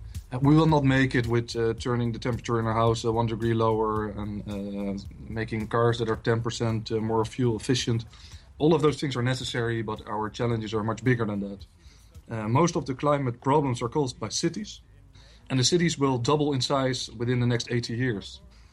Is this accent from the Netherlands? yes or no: yes; Netherlands; English is a second language; We're from the Netherlands, and historically we have a long history living with water, fighting against the water.